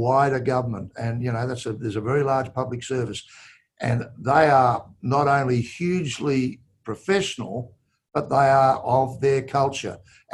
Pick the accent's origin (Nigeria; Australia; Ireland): Australia; pride at being an Australian